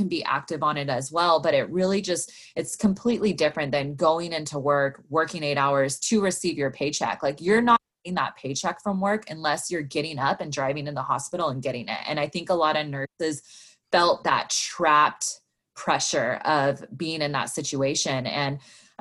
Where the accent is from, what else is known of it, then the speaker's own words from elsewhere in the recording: Sacramento, California, United States; moved away as an adult; now in Los Angeles, United States; I grew up in Sacramento, California.